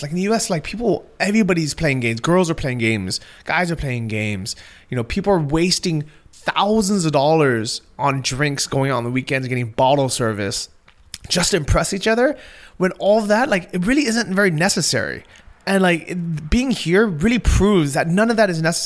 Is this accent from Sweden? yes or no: no; Southern California, United States; moved away; growing up in Southern California